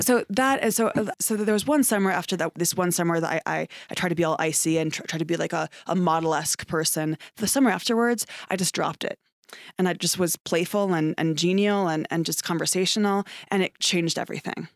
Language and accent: English; Ithaca, New York, United States; moved away as an adult; also born or lived in Prescott, Arizona; now in Phoenix, United States; I was born and raised in Ithaca, New York